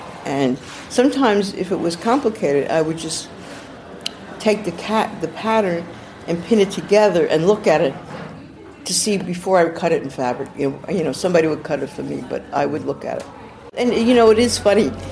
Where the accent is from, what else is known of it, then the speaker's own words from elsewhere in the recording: New York City, New York, United States; also born or lived in Manhattan / New Jersey / Los Angeles; now in City Island, United States; I grew up in Brooklyn, then Manhattan, then went to New Jersey, then went to California, Los Angeles area, and stayed in California for 30 years